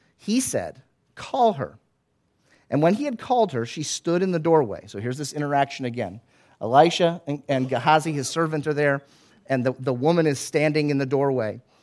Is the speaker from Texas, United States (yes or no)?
no; Florida, United States; I grew up in Florida